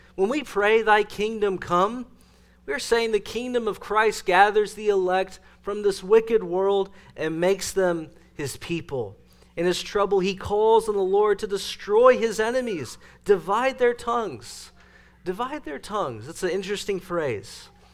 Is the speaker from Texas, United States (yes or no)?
yes; East Texas, United States; moved away; also born or lived in Dallas; my hometown in East Texas